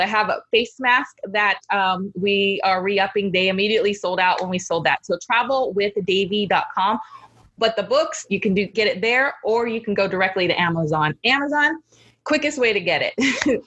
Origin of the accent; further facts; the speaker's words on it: Los Angeles, California, United States; I grew up in Los Angeles